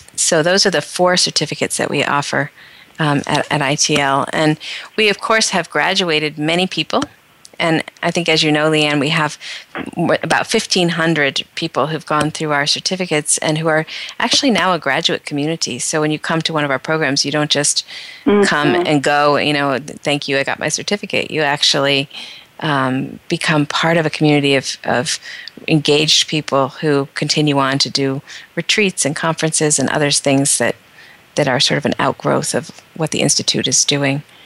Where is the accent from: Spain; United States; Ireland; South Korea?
United States; northeastern Pennsylvania; moved away as an adult; I grew up in a very small town in northeastern Pennsylvania